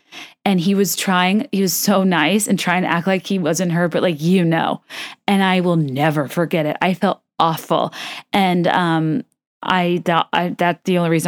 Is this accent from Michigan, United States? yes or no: no; Short Pump, Virginia, United States; And I grew up in Short Pump.